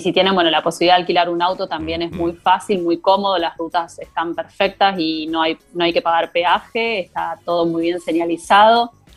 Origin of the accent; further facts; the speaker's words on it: Argentina; now in Belgium; nosotros como argentinos